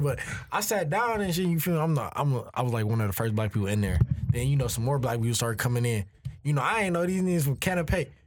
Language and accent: English; Michigan, United States; I'm from South of Michigan